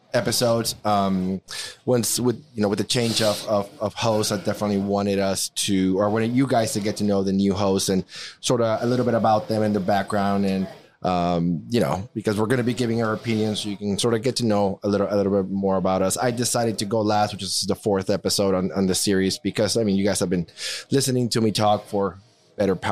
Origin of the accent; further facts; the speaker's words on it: Mexico; English is a second language; now in United States; I was born and raised in Mexico. I did grow up in a border town